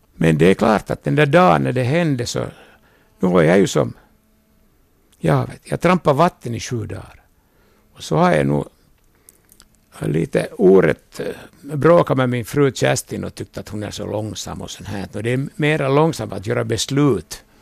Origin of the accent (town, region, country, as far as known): Vaasa, Ostrobothnia, Finland